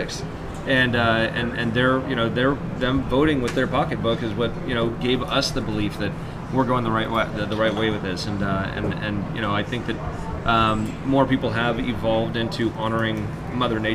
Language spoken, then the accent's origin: English; United States; I'm an American